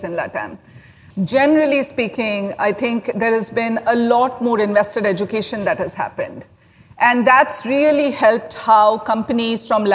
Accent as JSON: {"language": "English", "country": "India", "said": "I'm actually from India"}